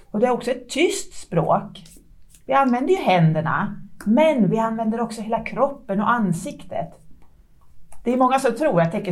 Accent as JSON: {"language": "Swedish", "town": "Stockholm", "region": "Stockholm County", "country": "Sweden", "tie": "born or raised there", "lives_now": "Leksand, Sweden", "said": "som sagt och jag har vuxit upp i Stockholm. Flyttade hit till Leksand ungefär för fem och ett halvt år sedan."}